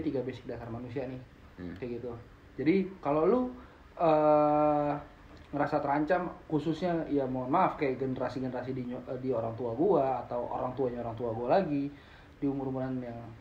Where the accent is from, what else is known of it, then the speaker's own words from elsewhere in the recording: Indonesia; no I'm Indonesian